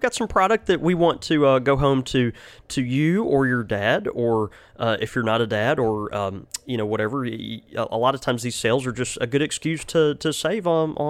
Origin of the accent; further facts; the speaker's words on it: Mississippi, United States; No, we are from Mississippi, but you know, we still can get our numbers in order generally, right?